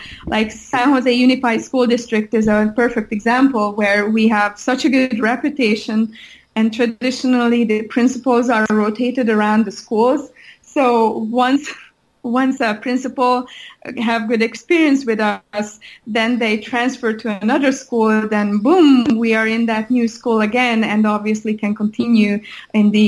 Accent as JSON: {"language": "English", "country": "Hungary", "moved": "yes", "said": "I'm originally from Hungary. So every year I go back to Hungary"}